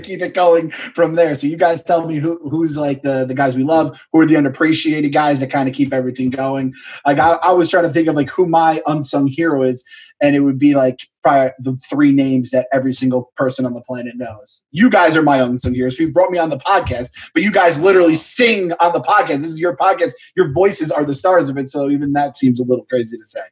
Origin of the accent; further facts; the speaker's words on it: United States; as an American